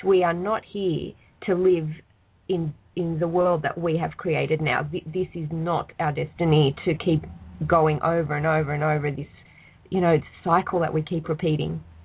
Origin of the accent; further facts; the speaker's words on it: Australia; I'm Australian